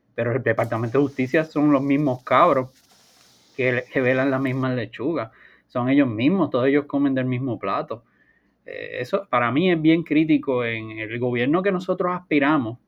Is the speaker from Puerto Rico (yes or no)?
yes; Puerto Rico; nosotros tenemos la tendencia como puertorriqueños